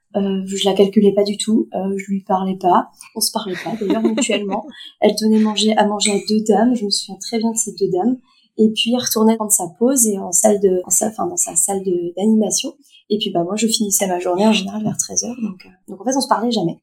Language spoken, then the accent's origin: French; Sarthe, Pays de la Loire, France; moved away as an adult; also born or lived in Strasbourg; c'est une maison de retraite euh, qui est à 20 km de chez moi, dans la Sarthe